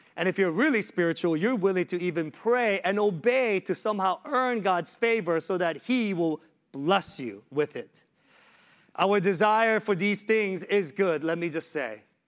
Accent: Washington, District of Columbia, United States; I am from Washington, D C.

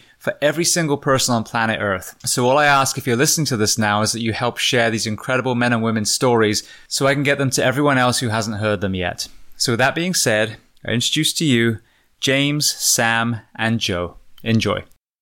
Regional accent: Bath, South West England, United Kingdom; moved away; I grew up just outside of Bath, went to school in Bath

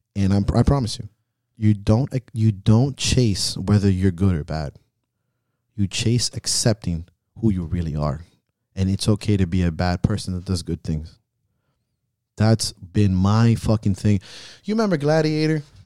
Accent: Miami, Florida, United States; growing up in Miami

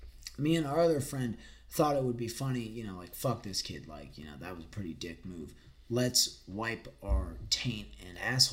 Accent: Forsyth County, Georgia, United States; growing up in Forsyth County, there wasn't really, you know, there wasn't skate parks nearby.

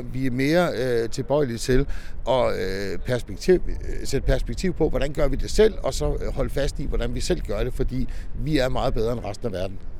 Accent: Denmark; vi som danskere

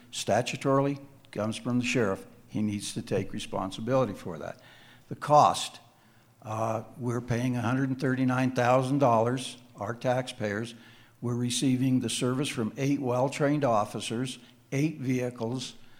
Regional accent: Crested Butte, Colorado, United States; moved away as an adult; also born or lived in Wheat Ridge, Colorado; I was born and raised in Cresta Butte, graduated from Cresta Butte High School

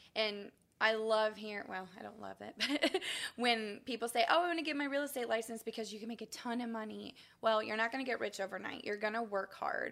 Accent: Springfield, Ohio, United States; moved away as an adult; also born or lived in Kentucky; now in Champaign, United States; I grew up in Springfield, Ohio, so okay. I am not a townie. Um, I'm a Buckeye.

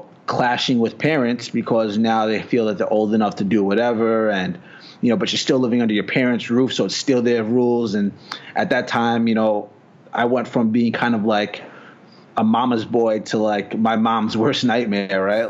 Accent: New York, United States; also born or lived in New Jersey; I'm originally from New York. Spent a lot of time in Jersey

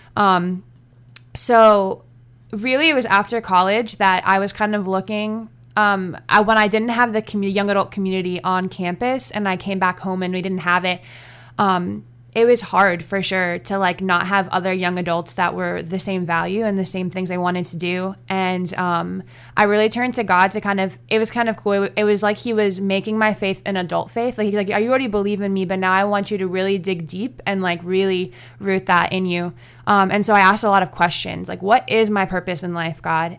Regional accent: Virginia Beach, Virginia, United States; I grew up in Virginia, um, mostly Virginia Beach.

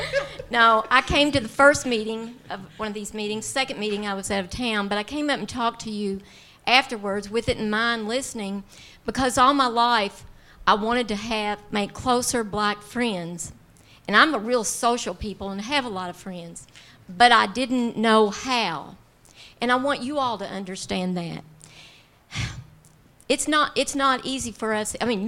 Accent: Owensboro, Kentucky, United States; I'm from Owensboro

